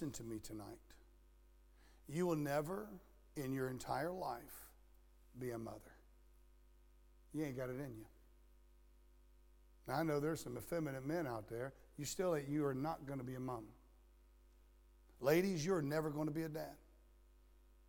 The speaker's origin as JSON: {"language": "English", "region": "Florida", "country": "United States", "tie": "born or raised there", "also_born_or_lived": "Nebraska", "moved": "yes", "said": "I grew up in Florida where we always had the sun"}